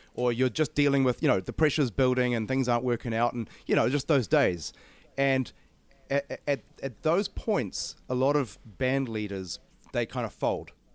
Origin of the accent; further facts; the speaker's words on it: Auckland, New Zealand; I'm from Auckland